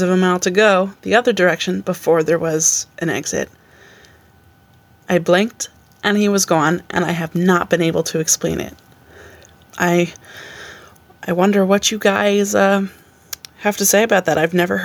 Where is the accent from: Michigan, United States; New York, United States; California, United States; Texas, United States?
New York, United States; a town just outside of Albany; So I said I'm from Albany, but I grew up in a town just outside of Albany.